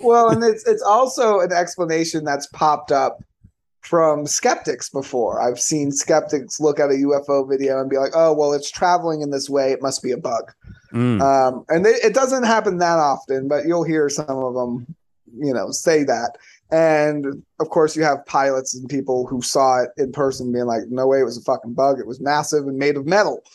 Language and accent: English; Florida, United States; I'm from Florida